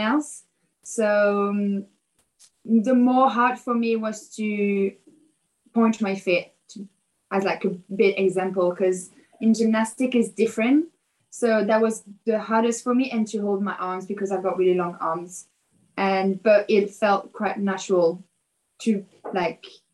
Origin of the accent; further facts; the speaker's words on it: Paris, Île-de-France, France; English is a second language; I grew up in Paris and I started dancing when I was 13